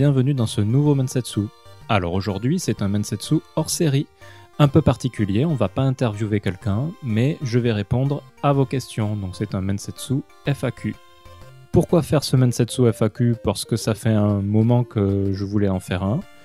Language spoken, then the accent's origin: French; France; moved away as an adult; now in Japan; je suis français de toute façon, je n'ai pas été naturalisé japonais